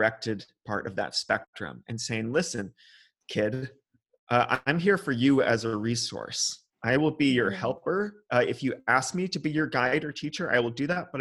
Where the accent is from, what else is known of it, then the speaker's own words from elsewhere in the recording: California, United States; now in Germany; California, where I'm from